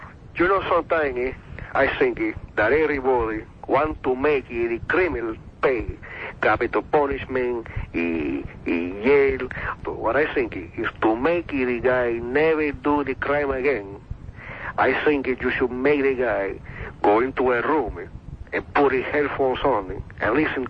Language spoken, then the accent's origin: English; Mariel, Artemisa, Cuba; English is a second language; now in United States; You know, one time, years ago, when I come to the country from Mariel in 1980, I don't speak English so good. I speak it very good now, but when I got here, I don't know nothing.